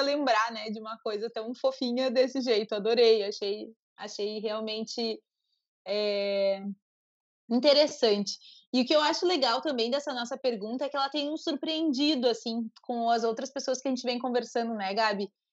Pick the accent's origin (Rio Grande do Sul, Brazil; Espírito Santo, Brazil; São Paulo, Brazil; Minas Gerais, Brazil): Rio Grande do Sul, Brazil; Uruguaiana; Eu cresci em Uruguaiana, nasci em Uruguaiana, né, que é a fronteira com a Argentina